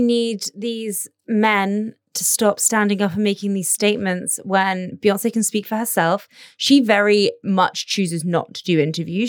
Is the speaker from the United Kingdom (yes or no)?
yes; United Kingdom; now in Abu Dhabi, United Arab Emirates; we're British